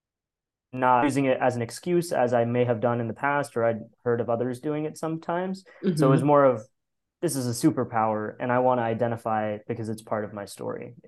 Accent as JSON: {"language": "English", "country": "United States", "tie": "born or raised there", "also_born_or_lived": "India", "accent": "American", "said": "growing up here, I certainly sound and look more American"}